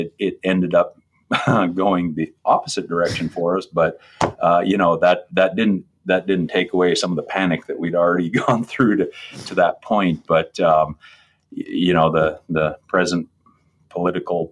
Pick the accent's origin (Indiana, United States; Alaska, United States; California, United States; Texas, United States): Alaska, United States; Dillingham; Born and raised in Dillingham, as my wife, raised in Dillingham, and we've got five children.